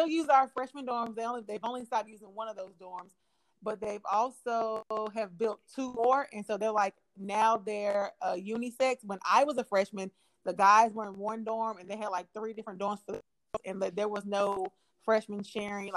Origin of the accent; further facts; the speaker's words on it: Oxford, North Carolina, United States; Oxford, which is my hometown